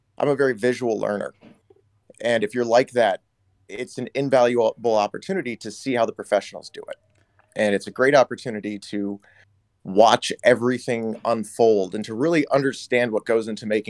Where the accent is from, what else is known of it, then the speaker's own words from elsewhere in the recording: Detroit, Michigan, United States; moved away; I'm from the Midwest originally. I'm from Detroit originally. So shout out to the 313.